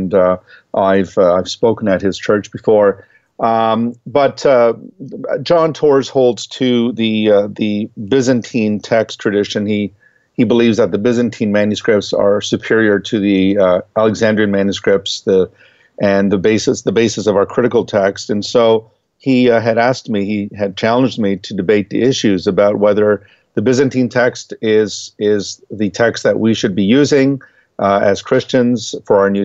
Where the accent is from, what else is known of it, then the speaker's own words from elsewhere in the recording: Toronto, Ontario, Canada; I was born in Toronto, Canada. My parentage is Portuguese